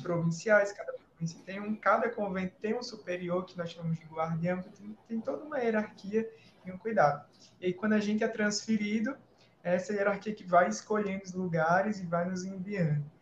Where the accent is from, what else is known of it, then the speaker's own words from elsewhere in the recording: Maceió, Alagoas, Brazil; moved away as an adult; also born or lived in Natal; Eu sou natural de Maceió, que é a capital do estado de Alagoas